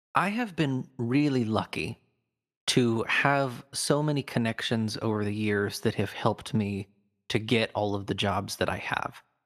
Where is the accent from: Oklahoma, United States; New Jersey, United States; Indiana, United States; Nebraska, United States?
Nebraska, United States; Fremont; I grew up in Nebraska in, back in the eighties and nineties, so I was born in a town called Fremont